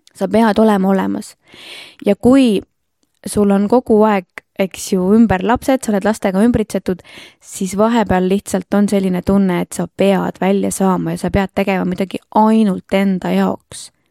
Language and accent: Estonian; Rapla, Rapla County, Estonia; Rapla on minu kodulinn, ma olen siin eluaeg elanud